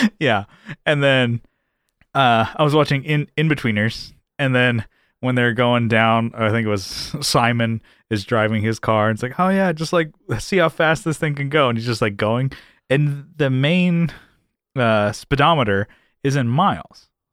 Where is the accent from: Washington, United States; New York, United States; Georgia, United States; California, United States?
California, United States; San Diego; I'm from San Diego, born and raised